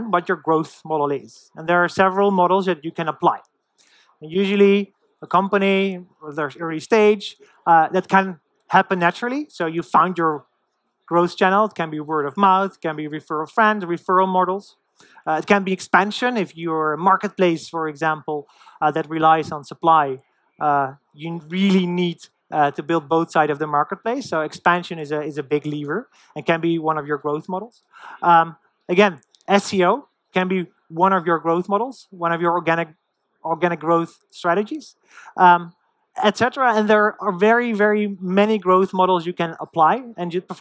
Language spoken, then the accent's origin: English; Netherlands; moved away; I'm from the Netherlands originally.